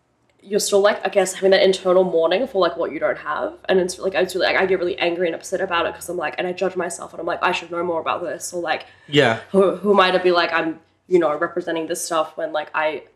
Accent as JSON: {"language": "English", "town": "Melbourne", "region": "Victoria", "country": "Australia", "tie": "born or raised there", "moved": "yes", "lives_now": "New Zealand", "said": "I grew up in Melbourne"}